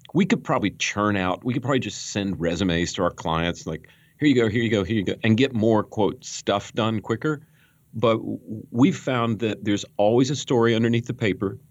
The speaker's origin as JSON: {"language": "English", "region": "Western North Carolina", "country": "United States", "tie": "born or raised there", "said": "I grew up in Western North Carolina"}